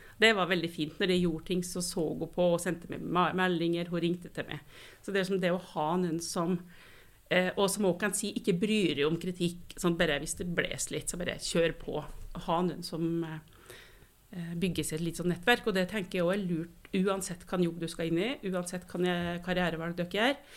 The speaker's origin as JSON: {"language": "Norwegian", "town": "Kvam", "region": "Innlandet", "country": "Norway", "tie": "born or raised there", "also_born_or_lived": "Trøndelag", "moved": "as an adult", "lives_now": "Oslo, Norway", "said": "jeg bodde i Trøndelag til jeg var fire år, og så flytta vi til Kvam"}